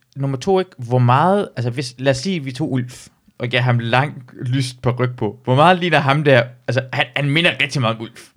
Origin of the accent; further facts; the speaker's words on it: near Aalborg, North Denmark Region, Denmark; hvor jeg voksede op ind, så, så plejer jeg altid at sige, at uden for Aalborg, en by, der hedder Lykstør